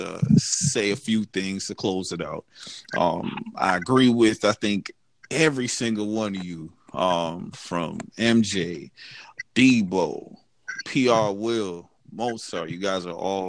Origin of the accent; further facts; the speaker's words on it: Jamaica; I'm from Jamaica